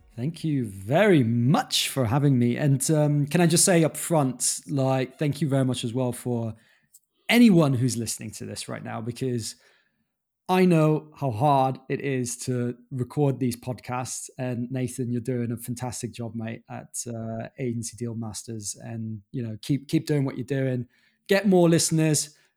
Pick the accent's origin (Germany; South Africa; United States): Germany; moved away as an adult; also born or lived in London / Dominican Republic (father's origin); I grew up in Germany